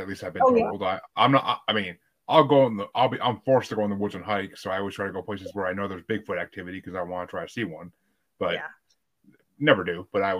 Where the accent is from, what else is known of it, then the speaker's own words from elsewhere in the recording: Kingston, New York, United States; I grew up in Kingston, New York, which was burnt during the War of 1812 by the British.